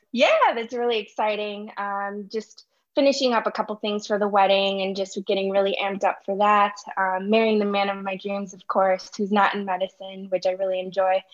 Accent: Chicago, Illinois, United States; moved away as an adult; also born or lived in Urbana-Champaign, Illinois / Wisconsin; I'm born and raised in Chicago, Illinois.

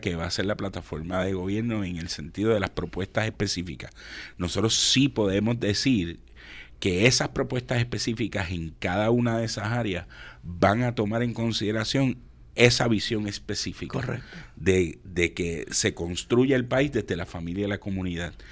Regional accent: Puerto Rico; como puertorriqueños

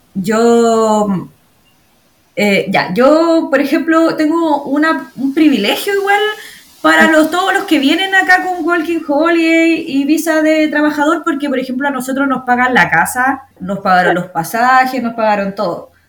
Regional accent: Chimbarongo, O'Higgins, Chile; moved away as an adult; also born or lived in Santiago / La Serena; now in Australia; Soy, bueno, oriunda de Chimbarongo, de ah. Chimbarongo, que es sexta región de Chile.

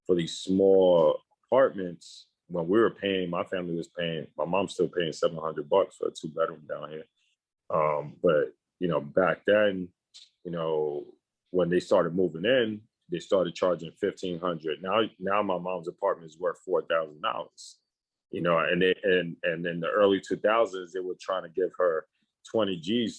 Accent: New York City, New York, United States; I'm from New York City, specifically

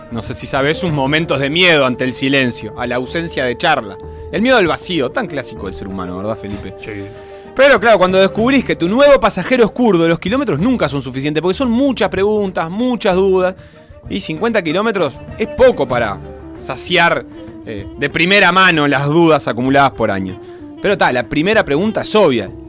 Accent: Uruguay; Así que como buen uruguayo, la forma de aclarar las cosas que están dudosas son acercarlas a lo que conocemos

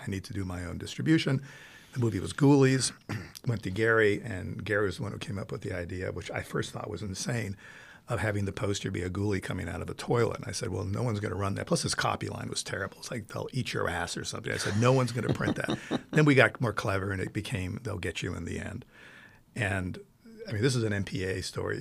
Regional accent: Italy; moved away; growing up in Italy, I saw so many wonderful movies, first in Italian

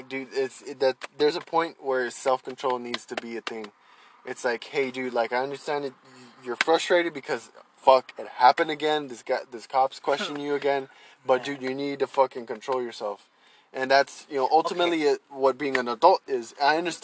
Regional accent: Texas, United States; I'm from Texas

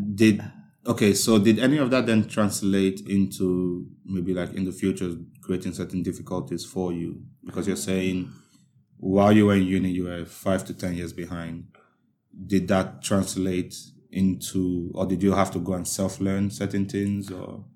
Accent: Nigeria; now in United Kingdom; as a Nigerian

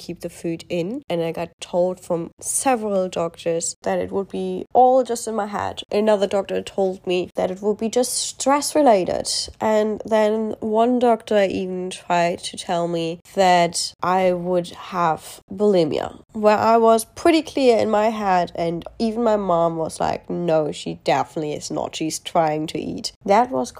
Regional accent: Germany; moved away as an adult; now in Australia; I live in Australia, however, I grew up in Europe. I am actually German, and I live in Australia for the last 3 years and a bit.

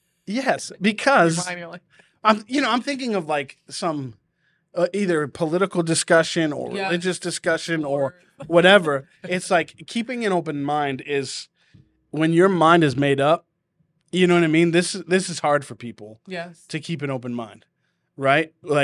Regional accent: Massachusetts, United States; accent: New England; Like my Boston accent will come out in me being loud and boisterous.

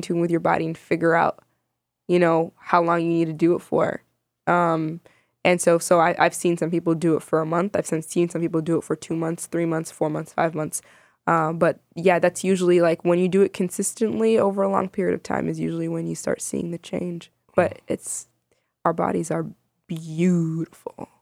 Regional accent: Chicago, Illinois, United States; also born or lived in Sudan; I was born in Sudan. I immigrated to the States when I was like a year and a half. Um, and I grew up in Chicago my entire life

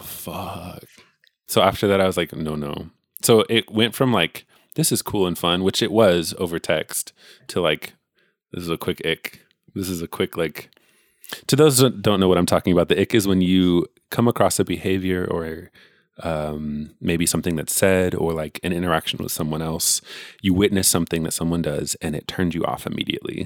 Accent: California, United States; I'm literally born and raised here

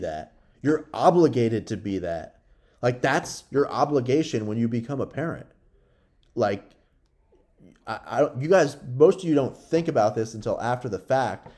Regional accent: United States; we, as American citizens

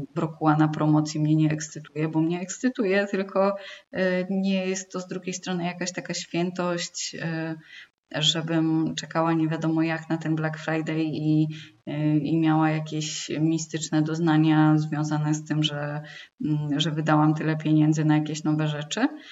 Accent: Poland

